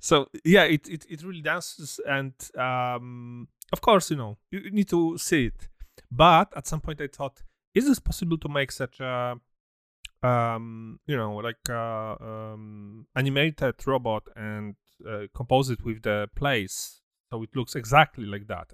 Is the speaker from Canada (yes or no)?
no; Poland; me and, and D J, we come from Poland, so I remember some, some, I was born in, born in seventy-nine, So my childhood was in communism